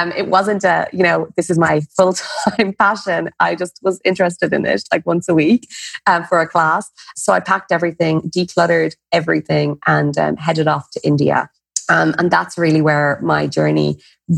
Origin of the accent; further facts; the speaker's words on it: Ireland; Everyone has a pub somewhere in their lineage as an Irish person